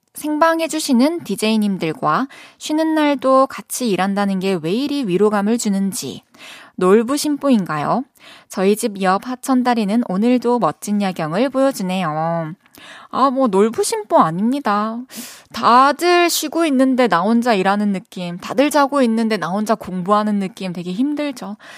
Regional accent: Changwon, South Gyeongsang, South Korea; accent: mix of Daegu, Busan, Masan; moved away as an adult; also born or lived in Daegu / Busan; 대구에서 태어났고, 그리고 초중고를 마산에서 다니고 대학교를 부산에서 나와가지고 대구, 부산, 마산 다 섞여 있는 억양인 것 같아요.

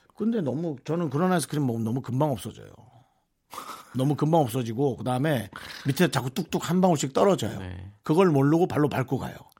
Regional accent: South Korea; 내가 한국 사람이라 그런지 몰라도

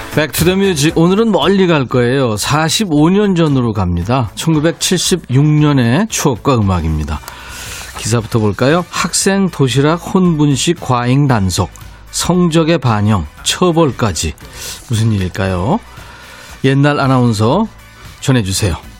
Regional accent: Busan, South Korea; 저도 고향이 부산이에요

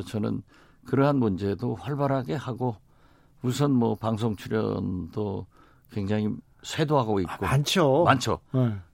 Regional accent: Mokpo, South Jeolla, South Korea; 저는 이제 제가 목포 출신 국회의원으로서

